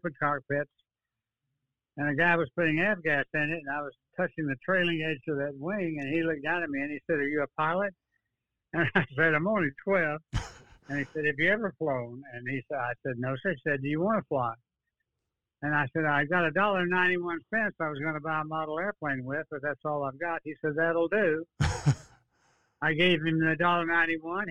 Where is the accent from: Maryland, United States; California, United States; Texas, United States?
Texas, United States; Dallas; now in Austin, United States; I was born in Dallas, 1931, January the 14th